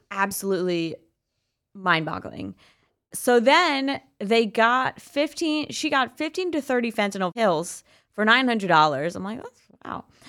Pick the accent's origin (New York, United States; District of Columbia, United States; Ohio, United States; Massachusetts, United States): New York, United States; George Santos's district; now in New York City, United States; my hometown